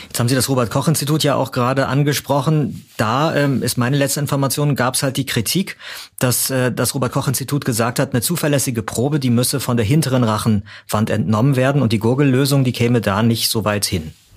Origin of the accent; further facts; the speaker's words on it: Germany; Bei uns in Deutschland